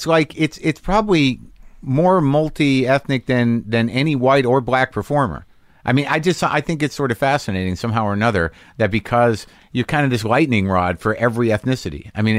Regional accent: Canada; I think as a Canadian, the one thing I don't see

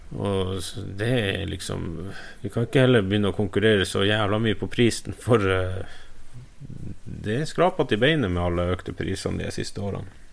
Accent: Finnmark, Norway; jeg er fra Økosert, så jeg sier snø

